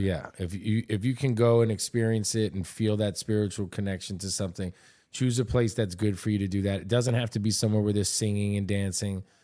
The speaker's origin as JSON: {"language": "English", "region": "New York", "country": "United States", "tie": "born or raised there", "also_born_or_lived": "Miami", "said": "I'm born and raised in New York. Uh, my parents are Puerto Rican, Italian."}